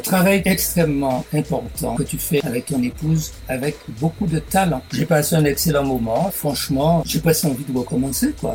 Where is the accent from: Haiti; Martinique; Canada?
Martinique; moved away as an adult; also born or lived in Bordeaux; Quand j'ai quitté la Martinique en octobre 59 pour aller à mes études de médecine